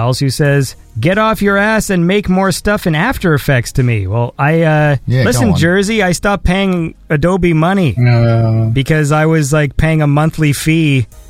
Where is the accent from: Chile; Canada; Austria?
Canada; I'm Canadian